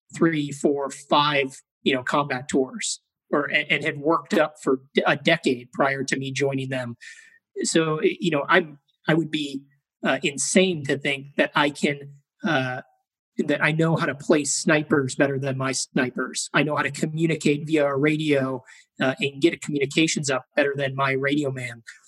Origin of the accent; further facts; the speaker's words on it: Chicago, Illinois, United States; I grew up in Chicago, Illinois.